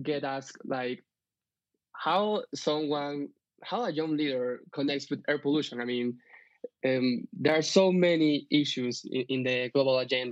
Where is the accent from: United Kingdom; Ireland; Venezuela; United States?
Venezuela; also born or lived in Bogota, Colombia; now in Colombia; I'm from Venezuela originally, although I live here in Colombia since 7 years ago